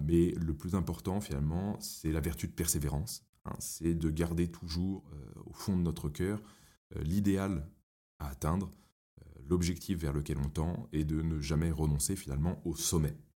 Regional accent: Paris, Île-de-France, France; J'ai grandi à Paris.

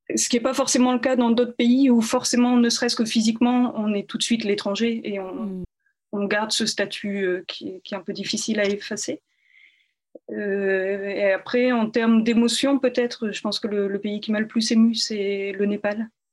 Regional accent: in the North, Hauts-de-France, France; moved away as an adult; also born or lived in Czech Republic; je suis originaire du nord, effectivement, euh, de la campagne à une vingtaine de kilomètres euh, de Lille, où j'ai grandi.

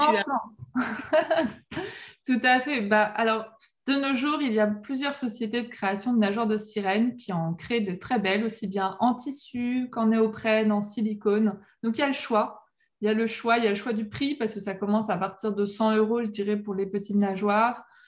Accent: La Rochelle, Nouvelle-Aquitaine, France; je suis née à La Rochelle au bord, de la mer

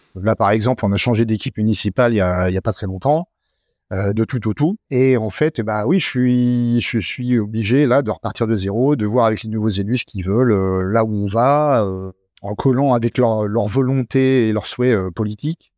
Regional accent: Normandy, France; also born or lived in Haute-Savoie; now in Arâches-la-Frasse, France; Je suis né en Normandie il y a déjà euh, de très nombreuses années. et puis j'ai débarqué en Haute-Savoie il y a aussi de très nombreuses années maintenant

